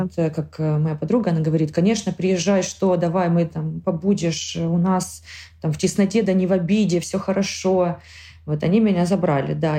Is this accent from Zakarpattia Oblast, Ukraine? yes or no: yes; Zakarpattia Oblast, Ukraine; moved away as an adult; now in Spain; я горжусь тем, что я украинка